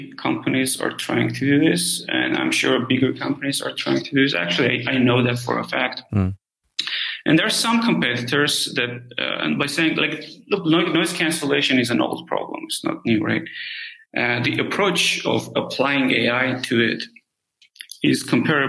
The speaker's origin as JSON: {"language": "English", "country": "Armenia", "moved": "yes", "said": "I'm originally from Armenia"}